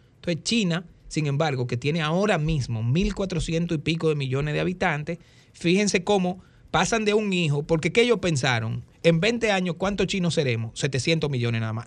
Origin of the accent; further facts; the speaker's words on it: Dominican Republic; soy dominicano con una cédula